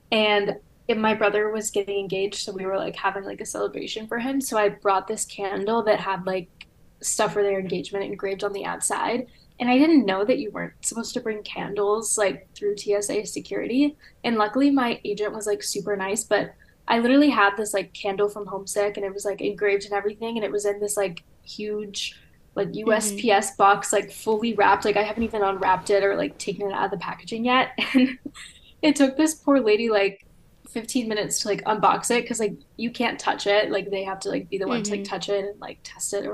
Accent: Louisiana, United States; now in Chicago, United States; I'm also from the South, like from Louisiana

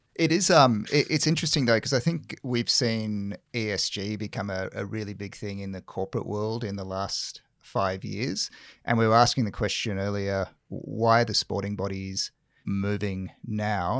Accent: South Africa; moved away; I grew up in South Africa

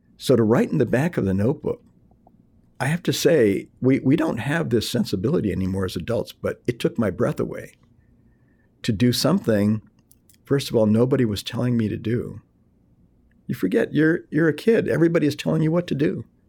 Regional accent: Nogales, Arizona, United States; first language Spanish; English is a second language; I was born in Nogales, Arizona, on the border between uh, Arizona and Mexico

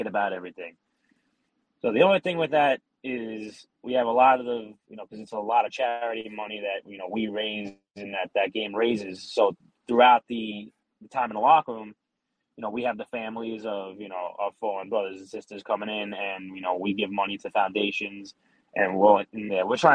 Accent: New York City, New York, United States; we grew up in Staten Island

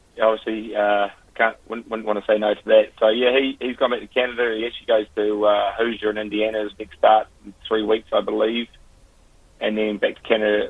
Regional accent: Christchurch, Canterbury, New Zealand; moved away as an adult; I'm from Christchurch and grew up with it

